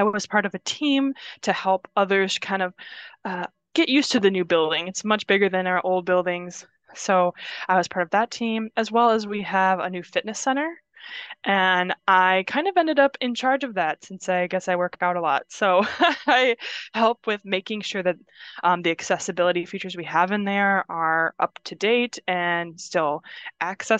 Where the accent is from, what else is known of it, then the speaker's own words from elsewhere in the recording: Indiana, United States; moved away as an adult; also born or lived in Minnesota; now in Wisconsin, United States; I was in Minnesota for several years, as I said, doing school, but I'm originally from Indiana, where I moved back to after school. So relocated here to Wisconsin from there